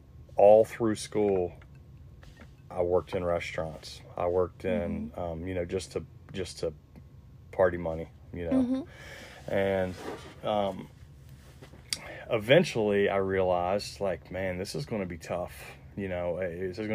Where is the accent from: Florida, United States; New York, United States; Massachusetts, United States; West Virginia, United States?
West Virginia, United States; Charleston; moved away; also born or lived in Huntington, West Virginia; I'm originally from Charleston, West Virginia. It's a very small town on the outskirts of Charleston